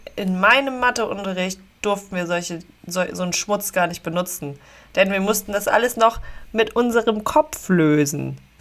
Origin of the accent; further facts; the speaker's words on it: Dückerswisch, Schleswig-Holstein, Germany; also born or lived in Meldorf; Ich komme okay. auch ursprünglich aus Dückerswisch